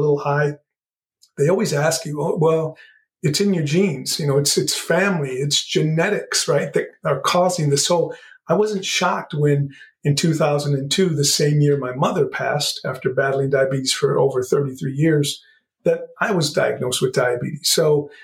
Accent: Southern Texas, United States; moved away; also born or lived in Chicago area; Yeah, so I grew up in Southern Texas. I grew up speaking Spanish and English because my grandparents spoke very little English, so I had to learn them both

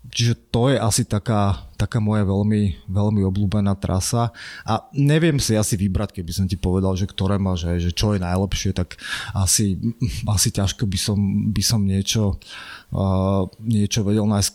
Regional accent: Trenčín, Trenčín Region, Slovakia; ja som z Trenčína

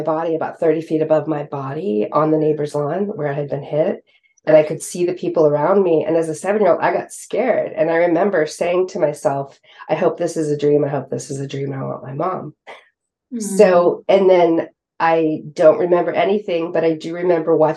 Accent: West Coast, California, United States; now in East Coast, United States; even though I grew up on the West Coast, I now live on the East Coast

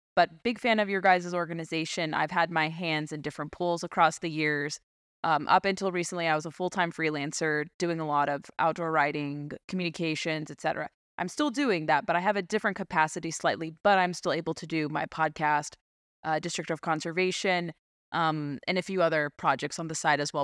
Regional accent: California, United States; moved away; growing up in California

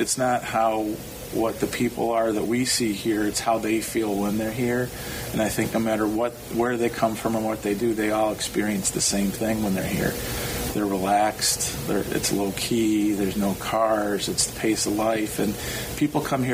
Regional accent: Michigan, United States; I was born and raised in Michigan

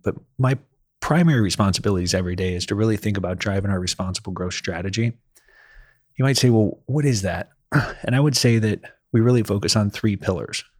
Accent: Ohio, United States; moved away as an adult; also born or lived in Akron, Ohio; now in Nashville, United States; I was born and raised in Ohio

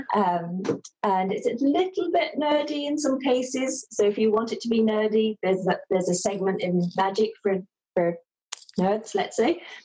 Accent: London, United Kingdom; moved away as an adult; also born or lived in Dublin / west of Ireland; now in Ireland; I'm from London originally.

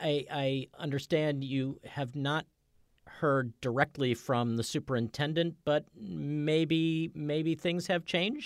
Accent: suburban Maryland, United States; You and I actually went to the same school district in suburban Maryland

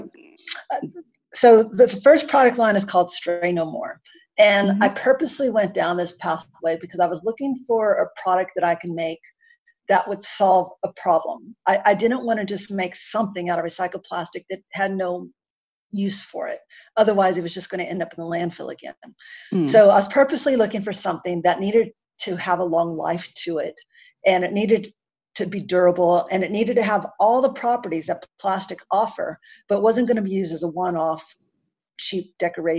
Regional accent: United States; accent: American; now in Canberra, Australia; my American accent

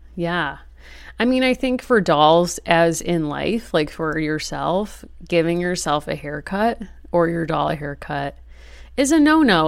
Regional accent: Wethersfield, Connecticut, United States; my hometown of Weathersfield, Connecticut

